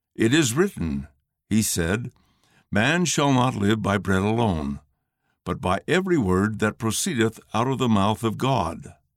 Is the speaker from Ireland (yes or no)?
no; Sonora, Mexico; Where I grew up in Sonora, Mexico, there are large trees called Indian laurel